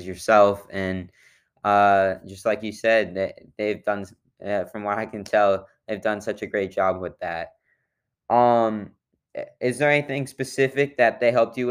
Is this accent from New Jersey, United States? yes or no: no; Atlanta, Georgia, United States; I'm from Atlanta